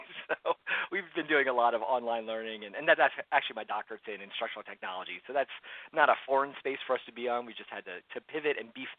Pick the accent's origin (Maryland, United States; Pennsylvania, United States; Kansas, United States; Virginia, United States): Pennsylvania, United States; Philadelphia; moved away as an adult; now in Central Florida, United States; I grew up in the suburbs of Philadelphia, so I'm a Keystone boy. Stayed there most of my life